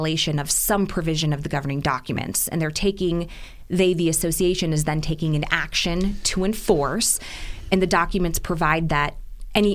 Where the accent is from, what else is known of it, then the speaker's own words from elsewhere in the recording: Midwest, United States; now in Arizona, United States; I'm originally from the Midwest.